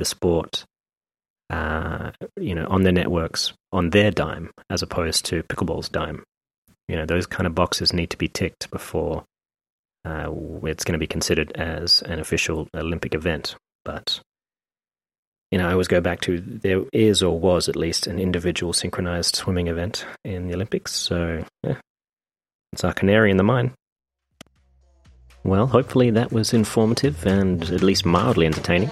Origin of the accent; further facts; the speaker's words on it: Australia; moved away; When I first moved to Australia, 87, I think it was